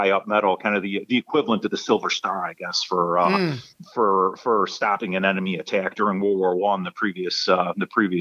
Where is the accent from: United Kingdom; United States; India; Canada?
United States; Chicago, Illinois; I grew up in Chicago